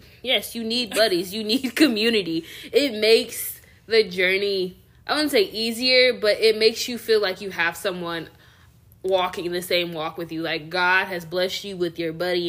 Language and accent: English; the Bible Belt of the South, United States; growing up in the Bible Belt of the South, seeing how the church treated people and the favoritism within some of these churches down here